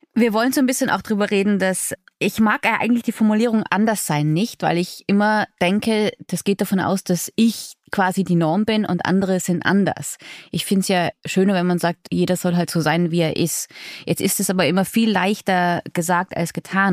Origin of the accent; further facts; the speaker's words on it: Innsbruck, Tyrol, Austria; Und ich immerhin aus einer fast Großstadt im Vergleich, ja, aus Innsbruck.